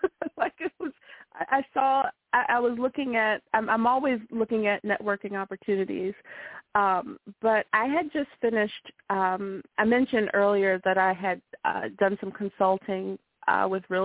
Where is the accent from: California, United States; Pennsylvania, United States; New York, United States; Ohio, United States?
Pennsylvania, United States; Philadelphia; Philadelphia is your hometown, right? It is. Yes, I was born and raised